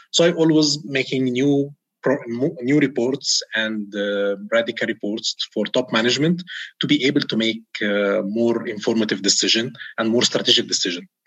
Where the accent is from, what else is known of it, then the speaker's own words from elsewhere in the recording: Egypt; moved away as an adult; now in Riyadh, Saudi Arabia; I'm an Egyptian expat uh, in Saudi Arabia, uh, currently in Riyadh